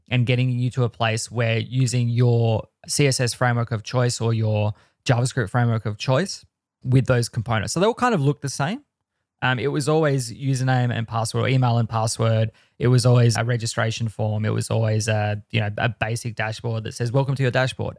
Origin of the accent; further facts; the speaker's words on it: Australia; I am the Australian.